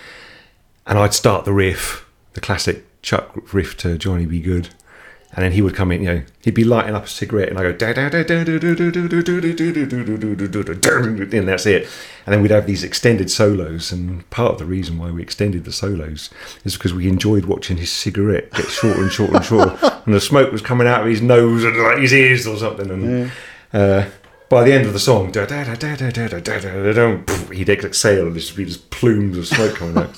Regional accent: England, United Kingdom

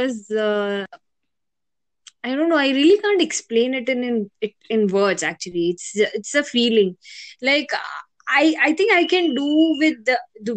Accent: Mangalore, Karnataka, India; now in Bangalore, India; Born and brought up in Mangalore

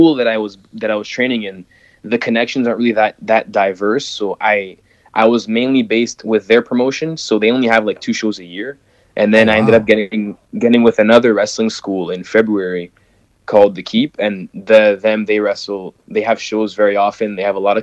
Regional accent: Ottawa, Ontario, Canada; I am from Ottawa, Ontario. So that is the capital of Canada

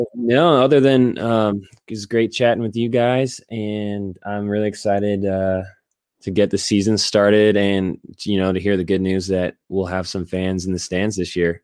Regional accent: Northern California, United States; I'm from Northern California and spent my youth driving down

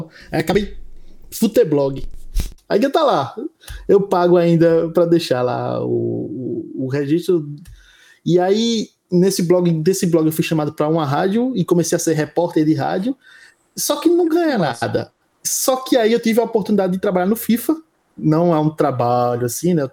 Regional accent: João Pessoa, Paraíba, Brazil; sou de João Pessoa, nascido e criado

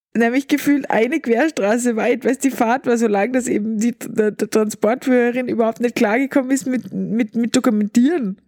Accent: Austria; bei uns in Österreich

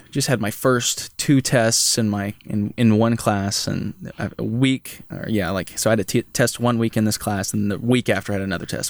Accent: Holton, Kansas, United States; moved away as an adult; now in Manhattan, Kansas, United States; I'm from Holton, Kansas, so it's just a small town north of Topeka

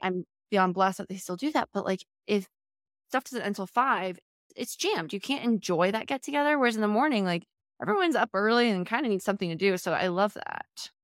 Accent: Charlottesville, Virginia, United States; moved away; I'm from Virginia originally, from Charlottesville

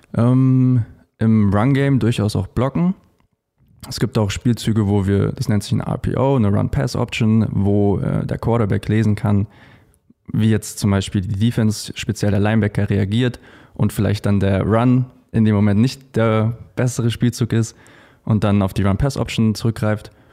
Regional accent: Munich, Bavaria, Germany; Wir kommen nämlich beide aus München

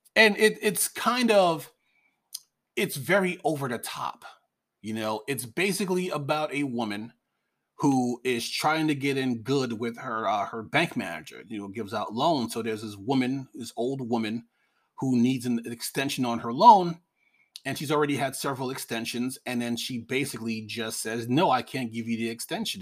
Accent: New York, United States; I'm from New York

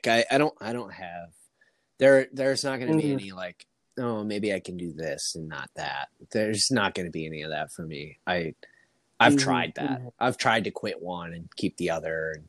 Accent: Midwest, United States; now in Los Angeles, United States; Because I grew up in the Midwest and there's nothing there.

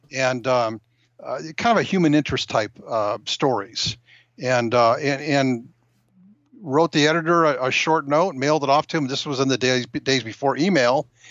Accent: Rancho Cucamonga, California, United States; I'm a native Californian

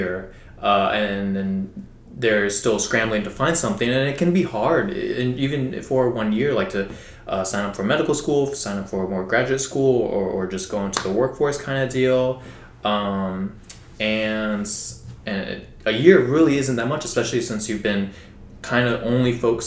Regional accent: Houston, Texas, United States; growing up in Texas, if you're Hispanic, you're not Hispanic. You're automatically called Mexican

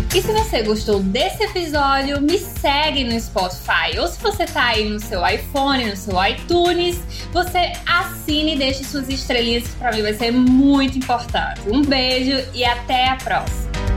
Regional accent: sertão of Paraíba, Brazil; eu sou lá do Nordeste, lá do sertão da Paraíba

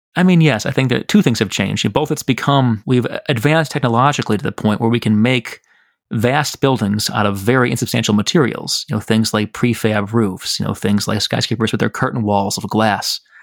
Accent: Chicago, Illinois, United States; also born or lived in Michigan; I'm from Chicago

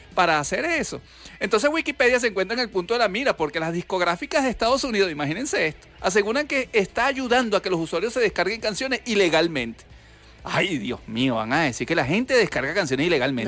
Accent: Venezuela; yo soy el único venezolano

